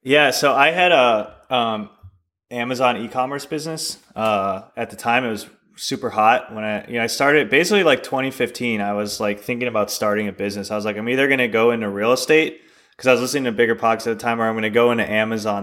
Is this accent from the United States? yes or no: yes; Chicago, Illinois, United States; moved away as an adult; we actually both grew up in, uh, Chicago.